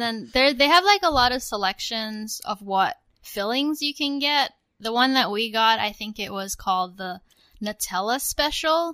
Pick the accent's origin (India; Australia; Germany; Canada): Australia; now in United States; when I was growing up in Australia